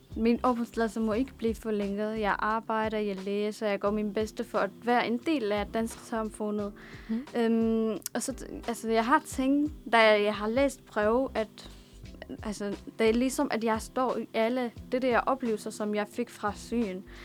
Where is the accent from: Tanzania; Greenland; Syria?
Syria; Damascus, Damascus Governorate; now in Denmark; jeg er født i Damaskus, og jeg er opvokset der, og det er min